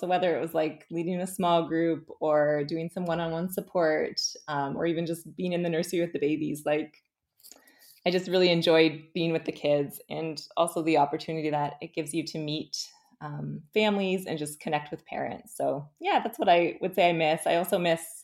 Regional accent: St. Catharines, Ontario, Canada; also born or lived in Guelph; So I grew up in St. Catharines. Um, I lived here until I went to the University of Guelph

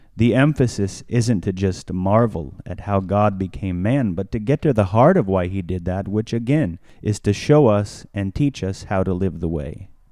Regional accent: United States

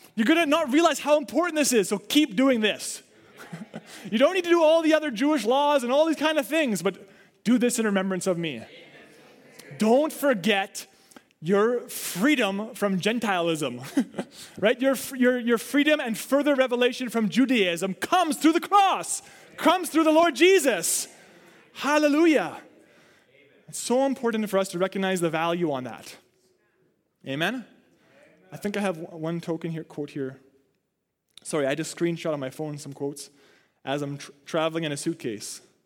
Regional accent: Canada; I don't want to just be dead set Canadian, though I'm thankful for it

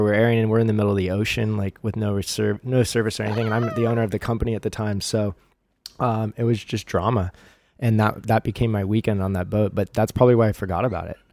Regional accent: Huntington Beach, California, United States; I grew up in Huntington.

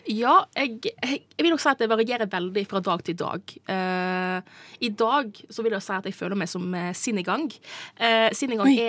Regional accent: Nordfjord, Sogn og Fjordane, Vestland, Norway; moved away as an adult; now in Oslo, Norway; jeg er fra nabokommunen til Ragnhild, eh, så vi har jo eh, kjenner jo til Nordfjord veldig godt.

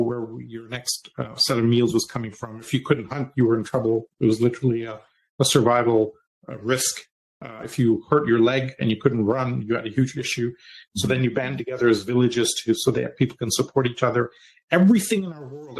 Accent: Canada; I'm Canadian.

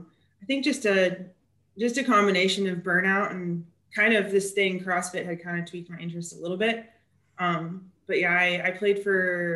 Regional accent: Kansas, United States; moved away as an adult; also born or lived in Iowa; now in Tennessee, United States; I grew up in Kansas, but I lived in Iowa for about 5 years before moving down here to Tennessee.

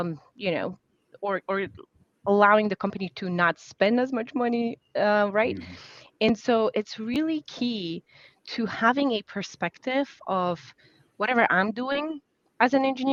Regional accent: Poland; English is a second language; now in United States; as an immigrant, growing up in Poland, my communication style is very much different from the American communication style.

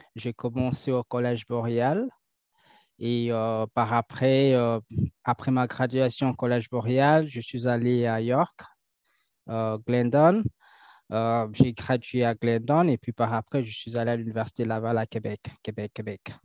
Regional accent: Kinshasa, DR Congo; moved away as an adult; now in Canada; je suis natif de Kinshasa, donc je suis né à Kinshasa. Et je suis arrivé ici au Canada pour étudier

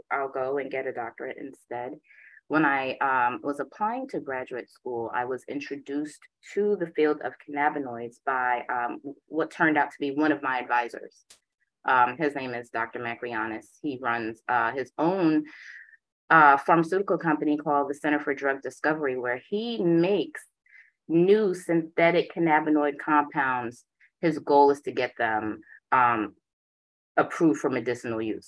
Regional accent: Jamaica; moved away; also born or lived in Boston; I am Jamaican. My father's a Rasta

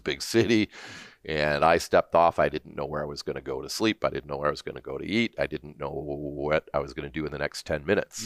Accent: Hamilton, Ontario, Canada; also born or lived in Toronto, Ontario; now in Alberta, Canada; I grew up in, um, initially in Stony Creek, Ontario, uh, near Hamilton, up on the escarpment.

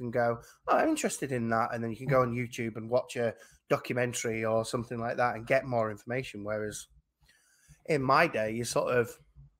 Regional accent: England, United Kingdom; obviously I'm an English person

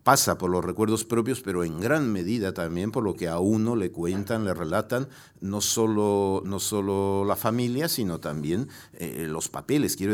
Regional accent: Pamplona, Navarre, Spain; born there; also born or lived in Mexico; porque mi madre me trajo a nacer específica y voluntariamente a Pamplona.

